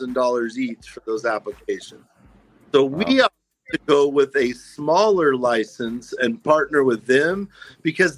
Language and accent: English; Kansas, United States; also born or lived in Virginia / Topeka, Kansas / Pittsburg, Kansas; now in Arizona, United States; And I'm from Kansas originally, so I grew up on the border right there. I lived in Topeka, group homes in Pittsburgh on the border of Oklahoma.